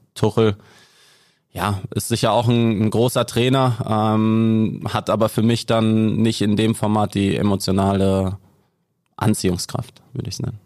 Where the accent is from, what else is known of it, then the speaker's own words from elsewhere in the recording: Ennepetal, North Rhine-Westphalia, Germany; also born or lived in Gelsenkirchen; ich bin aus Ennepetal dann nach Schalke gewechselt